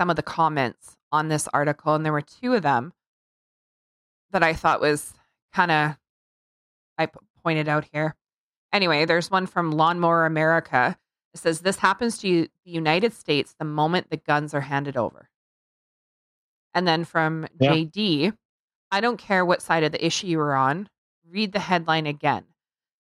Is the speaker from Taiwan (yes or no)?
no; Canada; I'm Canadian